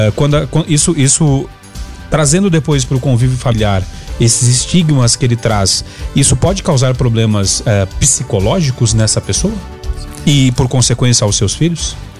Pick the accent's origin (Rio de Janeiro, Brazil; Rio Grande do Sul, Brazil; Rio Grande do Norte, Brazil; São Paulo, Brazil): Rio Grande do Sul, Brazil; now in Anápolis, Brazil; eu sou do Rio Grande do Sul